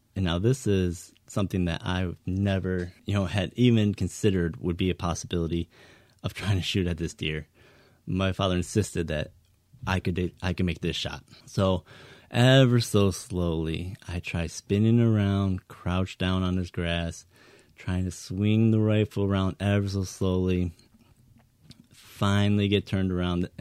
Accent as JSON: {"language": "English", "region": "Northern Michigan", "country": "United States", "tie": "born or raised there", "said": "growing up in Northern Michigan"}